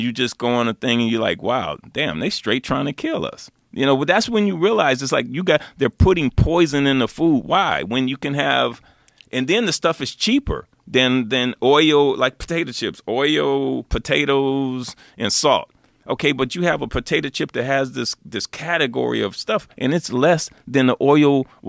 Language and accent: English; Los Angeles, California, United States; And I grew up in South Central. There was really nowhere to plant.